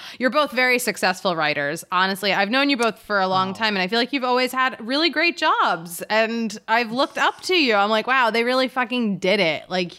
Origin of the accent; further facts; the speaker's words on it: Philadelphia, Pennsylvania, United States; now in New York, United States; I'm from Philly, and that's like a shore of Philly that people go to.